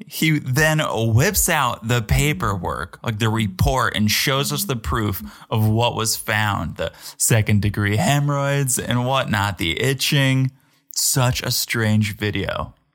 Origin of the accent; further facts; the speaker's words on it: Connecticut, United States; I'm from America. I'm from Connecticut